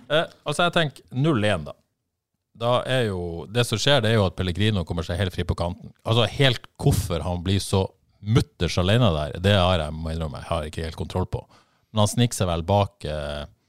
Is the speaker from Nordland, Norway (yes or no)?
yes; Bodø, Nordland, Norway; jeg er fra Bodø